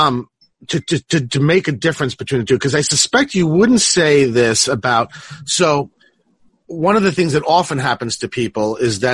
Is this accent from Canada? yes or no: no; Italy; growing up in Italy